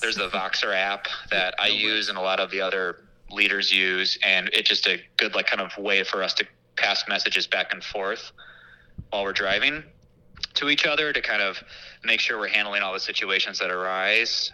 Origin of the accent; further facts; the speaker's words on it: Batavia, Illinois, United States; also born or lived in St. Charles, Illinois; I grew up in St. Charles and Batavia in the western suburbs